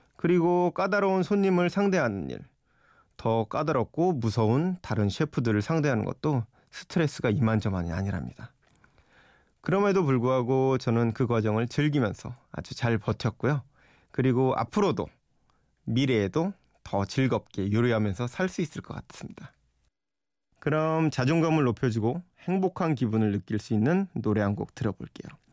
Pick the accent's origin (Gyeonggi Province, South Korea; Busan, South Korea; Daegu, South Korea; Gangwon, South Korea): Gyeonggi Province, South Korea; Yeoju; moved away as an adult; also born or lived in Seoul / New York; 제 고향 경기도 여주에 계신 아버지